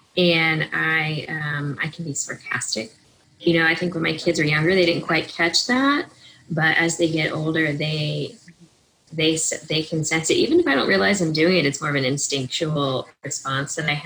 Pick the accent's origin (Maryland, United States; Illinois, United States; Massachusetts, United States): Maryland, United States; I grew up in Maryland